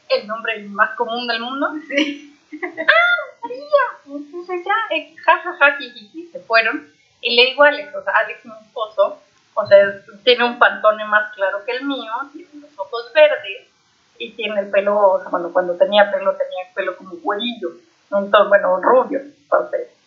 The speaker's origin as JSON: {"language": "Spanish", "country": "Costa Rica"}